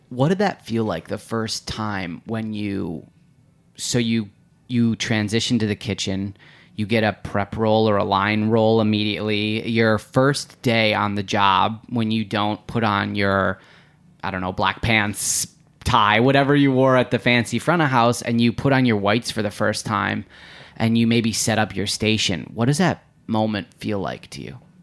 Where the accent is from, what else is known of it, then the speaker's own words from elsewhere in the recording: Midwest, United States; we're both from the Midwest